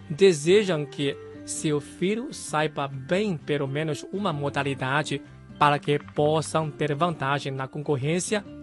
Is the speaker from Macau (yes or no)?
yes; Macau; moved away as an adult; depois de me graduar da universidade e quando eu saí de Macau, ah, naquela época não tinha muitos centros de treinamento de esgrima.